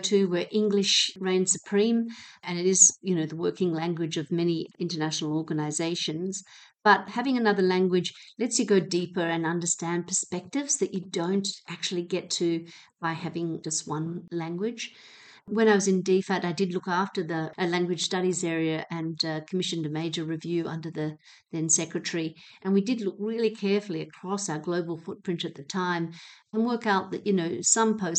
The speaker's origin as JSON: {"language": "English", "town": "Hobart", "region": "Tasmania", "country": "Australia", "tie": "born or raised there", "moved": "yes", "said": "I grew up in Hobart"}